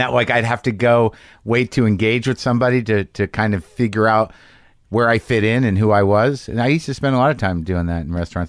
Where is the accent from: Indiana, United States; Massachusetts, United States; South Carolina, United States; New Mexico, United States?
New Mexico, United States; I grew up in New Mexico